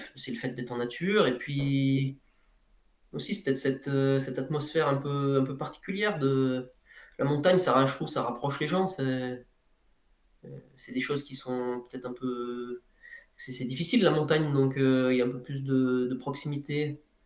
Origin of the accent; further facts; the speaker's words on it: Ardèche, Auvergne-Rhône-Alpes, France; à côté de chez moi en Ardèche